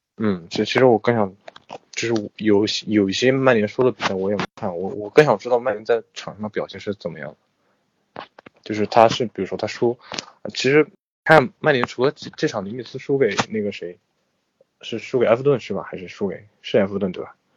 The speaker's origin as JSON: {"language": "Chinese", "country": "China", "said": "我们作为中国人"}